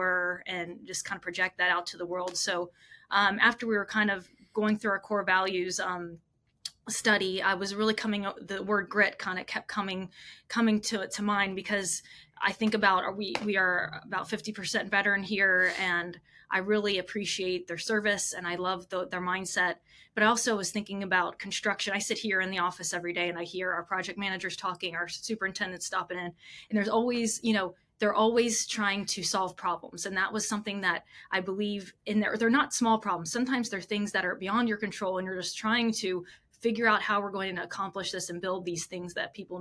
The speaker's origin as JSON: {"language": "English", "town": "Cincinnati", "region": "Ohio", "country": "United States", "tie": "born or raised there", "also_born_or_lived": "Florida / Los Angeles, California", "moved": "yes", "lives_now": "Salisbury, United States", "said": "we're based out of Salisbury, Maryland here, but I grew up in near Cincinnati, Ohio"}